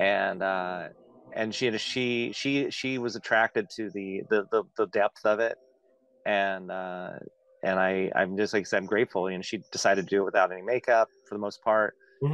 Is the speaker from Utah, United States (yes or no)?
no; Antioch, California, United States; moved away; my hometown in Antioch